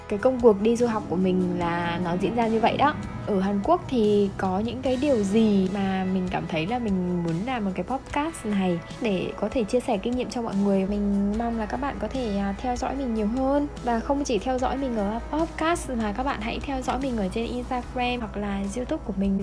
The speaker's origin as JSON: {"language": "Vietnamese", "country": "Vietnam"}